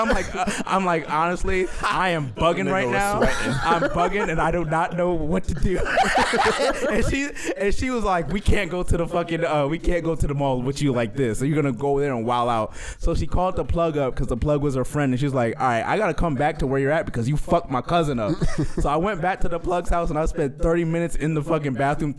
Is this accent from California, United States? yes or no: yes; California, United States; born there; I was born in Cali. I go to Cali all the time to see my family.